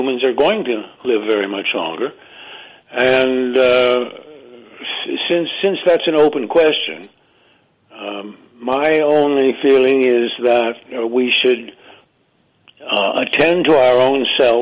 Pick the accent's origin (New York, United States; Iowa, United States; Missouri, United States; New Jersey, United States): New York, United States; Ithaca; also born or lived in England; now in South Carolina, United States; Ithaca, New York, where I was born